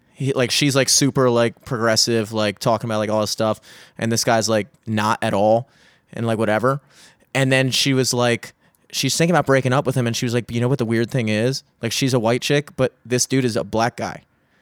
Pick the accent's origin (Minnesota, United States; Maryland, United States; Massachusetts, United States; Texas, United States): Maryland, United States; Parkville; also born or lived in Greenmount; I was born on Greenmount and then like in like the hood, and then my parents just like got like worked really hard, and then they bought a house in Parkville and sent me to like I went to school in like Parkville and stuff like that.